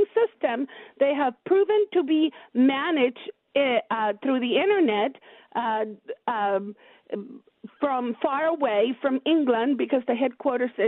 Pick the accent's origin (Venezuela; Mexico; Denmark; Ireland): Venezuela; English is a second language; moved away as an adult; now in San Jose, United States; I am from Venezuela. I came to the United States in 1988 under a student visa